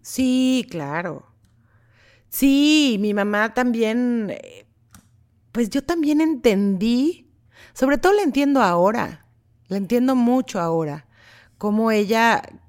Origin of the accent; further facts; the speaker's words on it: Mexico; moved away as an adult; now in Los Angeles, United States; crecí con …, soy mexicana